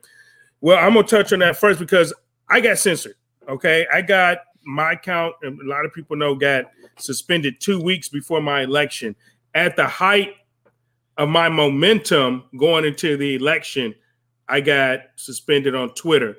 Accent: United States; This is still our country. I was born here. I was raised here. This is my country

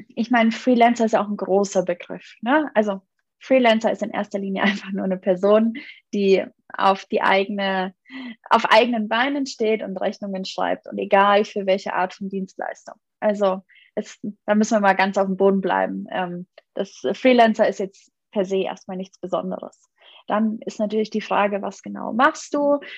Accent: Munich, Bavaria, Germany; also born or lived in Bamberg; Ich, ich komme eigentlich aus München

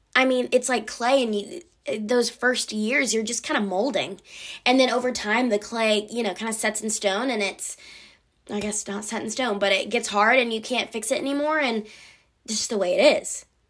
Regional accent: near Atlanta, Georgia, United States; I live near Atlanta, but it's not a town.

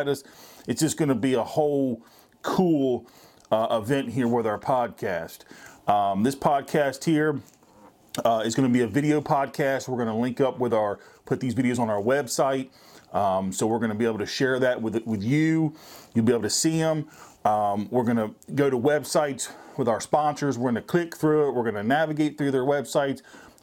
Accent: Virginia, United States; I'm from Virginia

